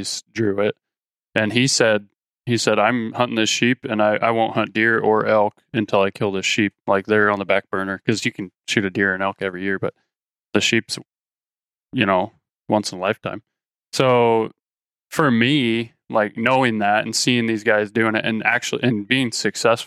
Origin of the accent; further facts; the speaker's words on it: Montana, United States; I'm from Montana